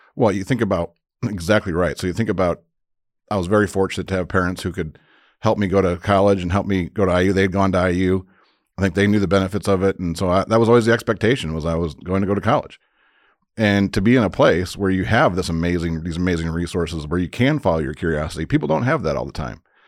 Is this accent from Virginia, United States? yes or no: no; Crown Point, Indiana, United States; moved away as an adult; also born or lived in Bloomington, Indiana; I grew up in Crown Point, Indiana, so up in the northwest, or the region, as we call it